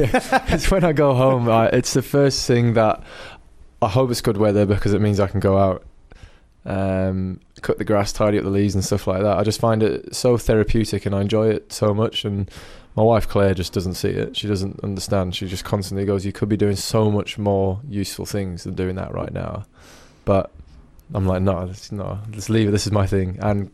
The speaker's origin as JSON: {"language": "English", "region": "England", "country": "United Kingdom", "also_born_or_lived": "New Zealand", "said": "When, you know, I'm representing England, I'm English. I was born in New Zealand, I remember my roots, I remember where I came from and all that kind of stuff, yeah, but I'm English."}